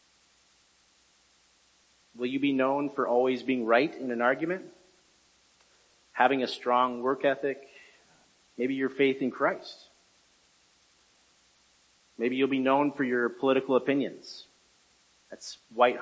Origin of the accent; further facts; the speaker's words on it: Bellevue, United States; now in Holland, United States; I grew up in Bellevue, attended and flourished this church, in this church